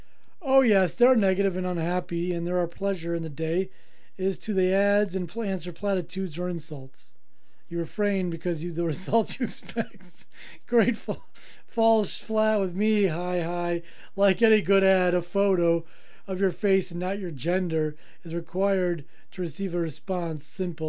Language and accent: English; South Africa; I'm from South Africa.